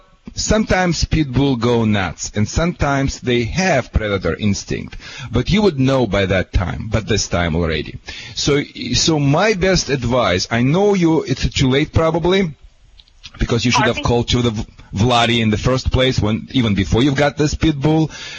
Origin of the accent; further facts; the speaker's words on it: Michigan, United States; now in Newport Beach, United States; I'm from Michigan originally. Where Barack Obama, you know, homeland. You know, I'm right now living in Newport Beach, California.